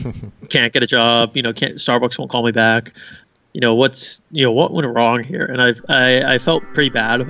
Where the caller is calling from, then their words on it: Rovaniemi, Lapland, Finland; I am in Rovaniemi, Finland, which is about an hour north of Helsinki.